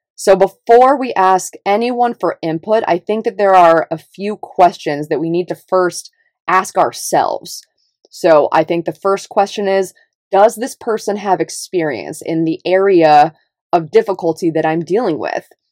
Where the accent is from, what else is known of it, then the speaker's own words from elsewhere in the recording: Davis, California, United States; moved away; also born or lived in Los Angeles; I grew up in Northern California in a little, little liberal town called Davis